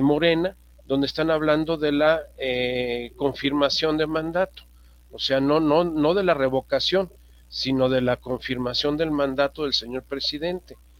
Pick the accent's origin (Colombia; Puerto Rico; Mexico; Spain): Mexico; como ciudadanos, como mexicanos